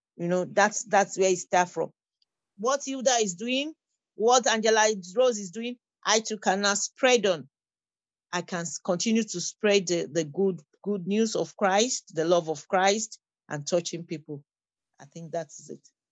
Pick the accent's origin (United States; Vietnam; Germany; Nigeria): Nigeria; moved away as an adult; now in Windsor, Canada; I'm a refugee. I came into Canada as a refugee. I'm from Nigeria.